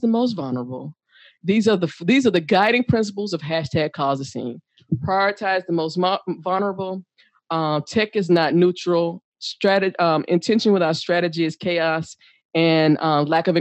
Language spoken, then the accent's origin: English; United States; I am a U.S. citizen. I'm a black